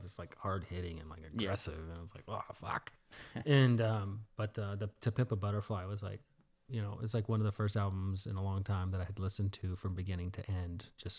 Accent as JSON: {"language": "English", "region": "the South", "country": "United States", "tie": "born or raised there", "said": "And even though I grew up in the South, not necessarily in Houston, I knew that type of music existed"}